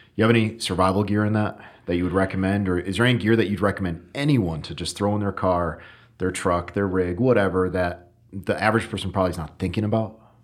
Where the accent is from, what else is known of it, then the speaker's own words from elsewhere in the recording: Connecticut, United States; I'm from Connecticut, so northern forest